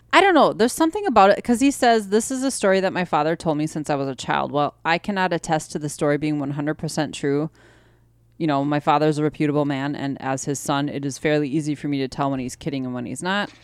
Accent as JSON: {"language": "English", "region": "Wisconsin", "country": "United States", "said": "we're from Wisconsin."}